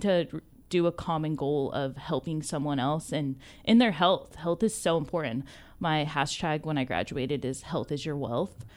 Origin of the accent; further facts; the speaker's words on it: Ventura, California, United States; also born or lived in Santa Paula; I grew up in Ventura County